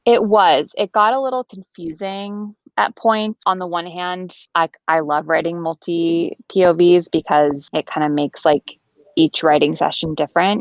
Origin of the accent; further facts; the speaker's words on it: Bedford, New York, United States; moved away as an adult; also born or lived in Colorado; now in Connecticut, United States; I am originally from Bedford, New York, which is an hour outside New York City.